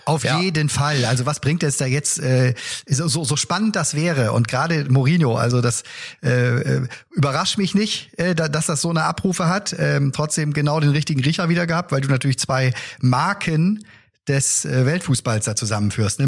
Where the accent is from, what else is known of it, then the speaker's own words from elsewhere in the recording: Bremen, Germany; mir als Bremer